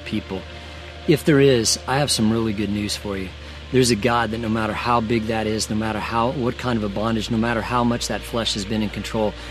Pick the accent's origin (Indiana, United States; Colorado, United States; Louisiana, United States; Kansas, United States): Colorado, United States; Denver; I grew up in Colorado, and there used to be an amusement park near our house called Lakeside. It was in Denver.